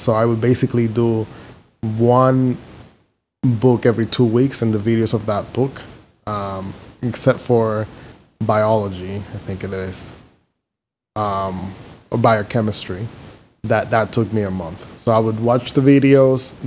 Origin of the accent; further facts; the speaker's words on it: Dominican Republic; moved away as an adult; also born or lived in Philadelphia, United States / Houston, United States; now in Chicago, United States; I'm from Dominican Republic, born and raised